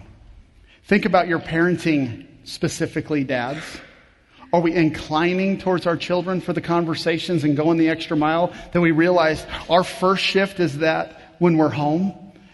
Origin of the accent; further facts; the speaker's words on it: Kansas, United States; I grew up in Kansas